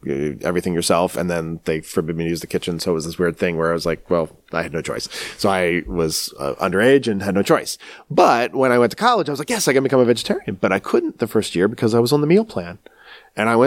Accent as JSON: {"language": "English", "town": "Baltimore", "region": "Maryland", "country": "United States", "said": "I'm almost from the South because I'm from Baltimore, Maryland"}